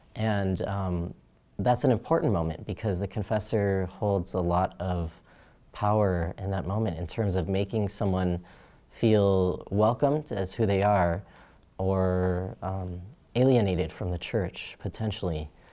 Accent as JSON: {"language": "English", "town": "Phoenix", "region": "Arizona", "country": "United States", "tie": "born or raised there", "said": "I was born in Phoenix, Arizona, and that's where I grew up"}